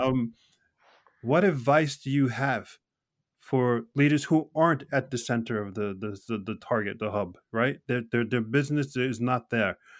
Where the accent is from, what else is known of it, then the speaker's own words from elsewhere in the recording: United States; now in Norway; an American living here in Norway